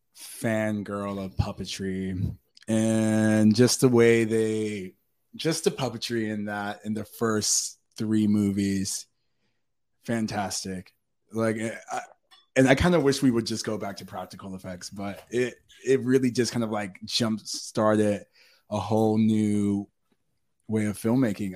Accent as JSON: {"language": "English", "region": "North Carolina", "country": "United States", "moved": "yes", "lives_now": "Los Angeles, United States", "said": "I'm from North Carolina"}